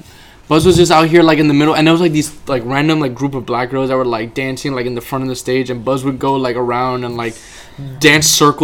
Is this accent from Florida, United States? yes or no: yes; Florida, United States; I'm from that 954.